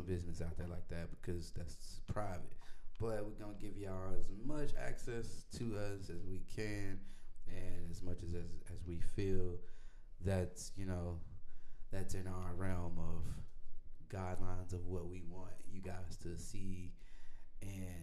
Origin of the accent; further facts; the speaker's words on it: Little Rock, Arkansas, United States; moved away as an adult; now in Austin, United States; I am from Little Rock, Arkansas. I'm not from Houston. I'm from Little Rock. I live in Austin, Texas as well. I've been here for 2 years now.